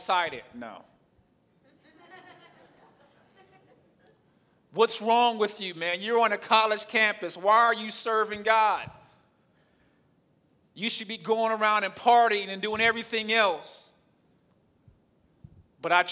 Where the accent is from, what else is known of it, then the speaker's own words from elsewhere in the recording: the South, United States; accent: southern; my southern accent or my southern slang